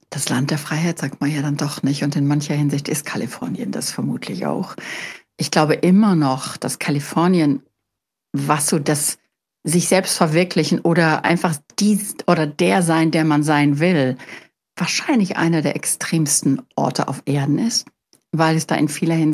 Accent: Germany; moved away; also born or lived in United States; als Deutscher

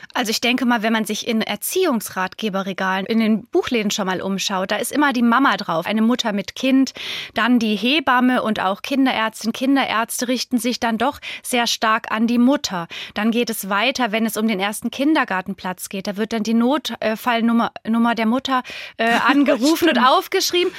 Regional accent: Germany; hier bei uns in Deutschland

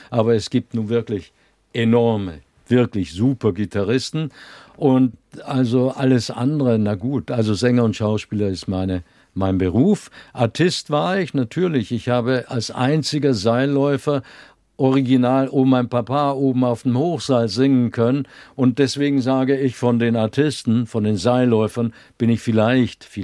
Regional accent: Vienna, Austria; born there; meine Mutter ist Wienerin gewesen und ich bin in Wien geboren, also musste ich einen österreichischen Pass kriegen.

